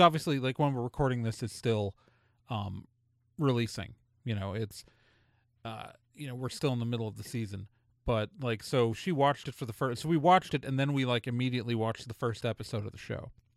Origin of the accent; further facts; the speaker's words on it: Milwaukee, Wisconsin, United States; as a kid growing up in Milwaukee